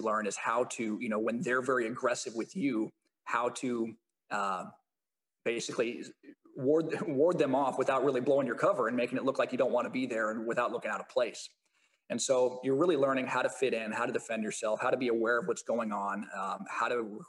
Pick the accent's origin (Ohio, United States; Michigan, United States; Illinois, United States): Illinois, United States; Champaign; moved away as an adult; also born or lived in Dominican Republic; now in California, United States; came back to my hometown, Illinois, Champaign, Illinois